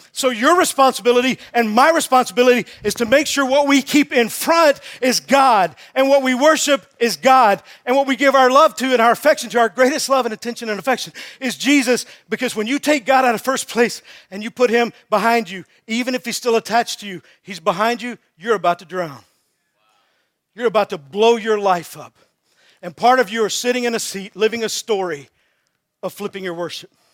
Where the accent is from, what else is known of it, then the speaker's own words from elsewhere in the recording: Texas, United States; I'm from Texas.